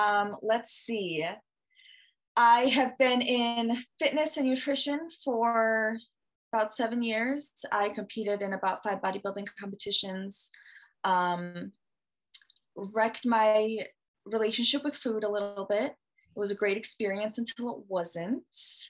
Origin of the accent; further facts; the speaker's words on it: Michigan, United States; also born or lived in Russia; So I'm from Michigan. Not originally born here, moved here from Russia when I was younger. So not an American, I am an American citizen, not an American, but consider myself American enough.